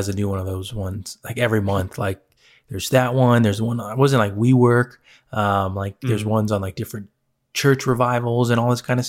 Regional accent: Philippines; Just because I'm Filipino doesn't mean I want to watch it.

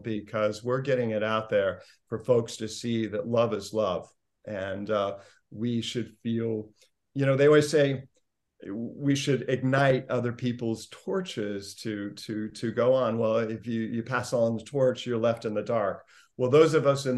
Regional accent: Indiana, United States; growing up in Indiana

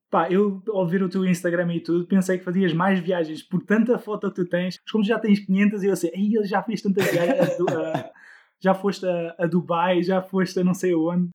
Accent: Netherlands; eu também sou de um país nórdico, eu sou da Holanda, uh, é por isso o meu nome estrangeiro

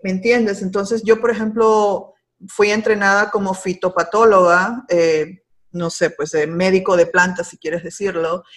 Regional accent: Peru; first language Spanish; moved away as an adult; now in Miami, United States; yo nací y crecí ah, y me gradué de bióloga en el hermoso país de Perú

